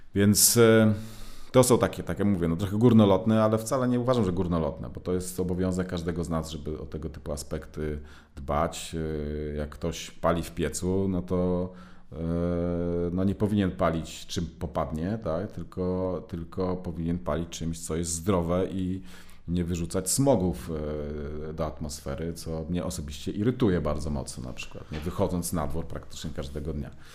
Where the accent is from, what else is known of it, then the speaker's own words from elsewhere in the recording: Gdynia, Pomeranian Voivodeship, Poland; moved away as an adult; now in Warsaw, Poland; ja akurat pochodzę z Gdyni, z, z Trójmiasta